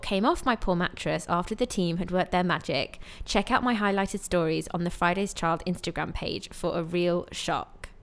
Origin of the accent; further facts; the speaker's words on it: United Kingdom; moved away as an adult; now in Dubai, United Arab Emirates; a British expat who's been living in Dubai for 10 years